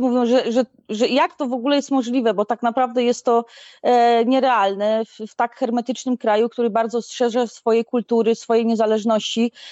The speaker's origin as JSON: {"language": "Polish", "town": "Stalowa Wola", "region": "Subcarpathian Voivodeship", "country": "Poland", "also_born_or_lived": "Gliwice, Poland / Chorzów, Poland", "moved": "yes", "lives_now": "Maldives", "said": "pochodzę ze Stalowej Woli, a mieszkałam w Gliwicach i na, na Śląsku w Chorzowie"}